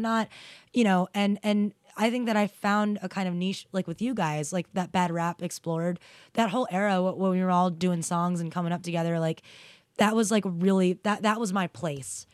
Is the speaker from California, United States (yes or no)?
no; New York, United States; growing up in New York